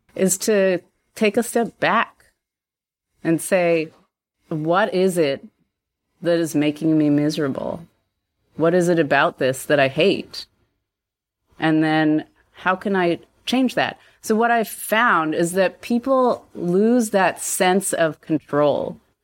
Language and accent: English; Canada; moved away as an adult; also born or lived in Krakow, Poland; I grew up in Canada.